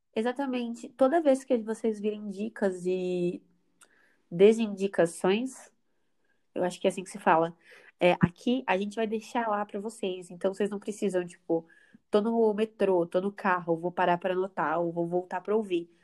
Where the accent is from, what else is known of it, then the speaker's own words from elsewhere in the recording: Brazil; a gente, como brasileiro